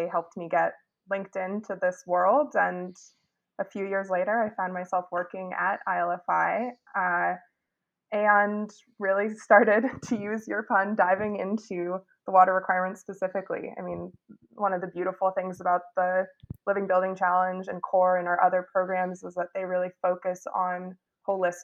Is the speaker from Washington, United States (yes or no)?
yes; Seattle, Washington, United States; moved away as an adult; now in New York, United States; I grew up in Seattle, actually, and went to Chief South High School